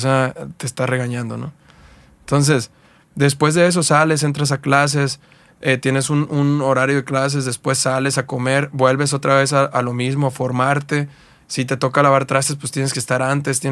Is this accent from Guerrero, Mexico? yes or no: yes; Coyuca de Catalán, Guerrero, Mexico; also born or lived in Acapulco; yo soy originario de un pueblo que se llama Coyuca Catalán, Guerrero